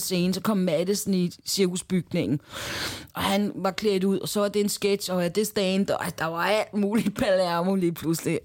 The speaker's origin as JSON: {"language": "Danish", "country": "Denmark", "tie": "born or raised there"}